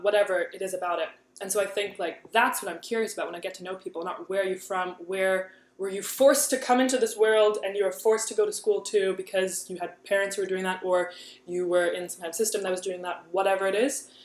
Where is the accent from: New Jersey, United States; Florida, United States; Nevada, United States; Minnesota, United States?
New Jersey, United States; also born or lived in San Francisco / Michigan; now in New York, United States; My parents are from Germany, but then I was born in San Francisco, then spent childhood in Jersey, then went to school in Michigan, and now I live in New York